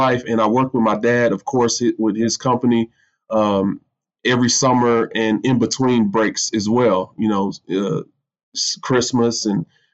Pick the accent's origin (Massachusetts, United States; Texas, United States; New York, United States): Texas, United States; Midland; born and raised in Midland, Texas, which is oil and gas country, Permian Basin